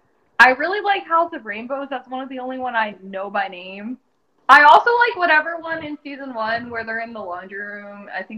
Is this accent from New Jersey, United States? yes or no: yes; New Jersey, United States; I am from New Jersey, and currently live in New Jersey.